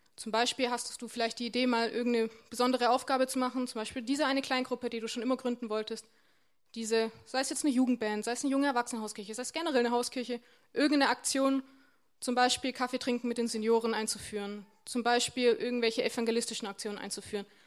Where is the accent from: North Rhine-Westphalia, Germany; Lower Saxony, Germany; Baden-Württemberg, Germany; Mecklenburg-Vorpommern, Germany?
Baden-Württemberg, Germany; Warmbronn; moved away; Ich komme ja aus Wambronn ursprünglich und Wambronn ist jetzt nicht ganz so groß